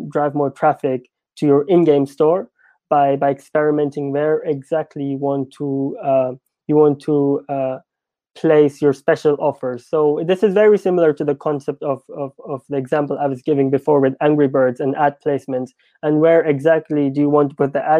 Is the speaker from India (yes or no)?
yes; India; me being Indian